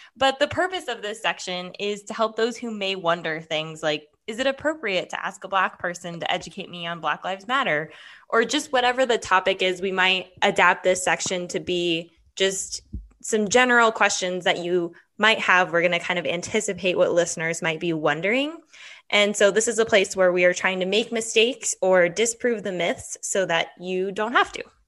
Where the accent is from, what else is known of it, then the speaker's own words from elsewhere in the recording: Henderson, Nevada, United States; also born or lived in Nebraska / Northern Arizona; I am from Henderson, a Henderson native. I also lived here my whole life